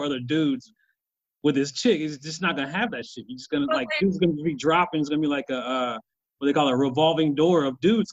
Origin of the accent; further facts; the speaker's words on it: Kansas, United States; I'm from Kansas